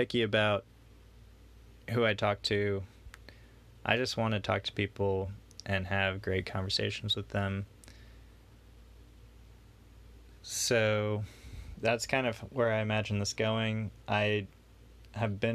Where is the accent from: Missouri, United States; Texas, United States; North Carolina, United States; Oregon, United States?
Texas, United States; Houston; I'm from Houston